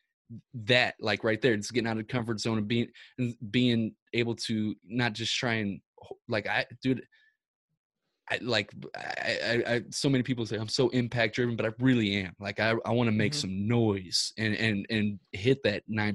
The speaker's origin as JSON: {"language": "English", "town": "Ferguson", "region": "Missouri", "country": "United States", "said": "We're from Ferguson, Missouri"}